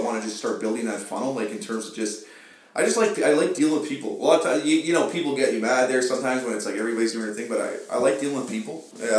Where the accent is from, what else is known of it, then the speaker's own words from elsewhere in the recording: Sudbury, Ontario, Canada; I am proud to say I'm Canadian, but I'm proud to say I'm from Sudbury